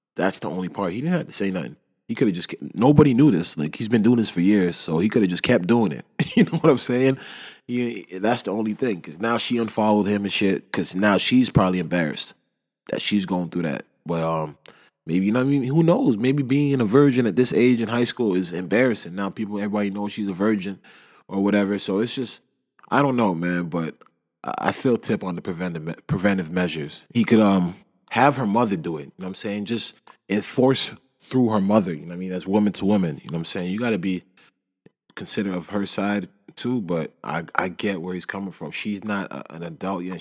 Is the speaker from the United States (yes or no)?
no; Canada; I love being Canadian